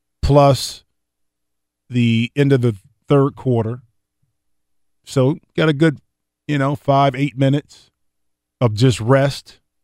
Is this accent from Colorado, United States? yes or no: no; Ohio, United States; and I'm from Ohio, and I'm, you know, some of the most loyal fans